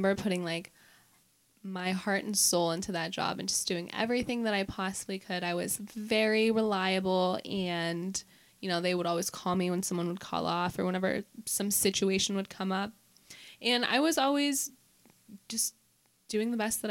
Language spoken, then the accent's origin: English; McCandless, Pennsylvania, United States; also born or lived in Pittsburgh (East Liberty); I was born in Pittsburgh, and I was in East Liberty until I was about like 5 years old, and then we moved to McCandless